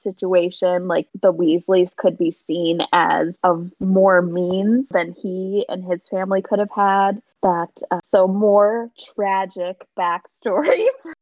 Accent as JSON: {"language": "English", "country": "United States", "said": "we're, you know, American"}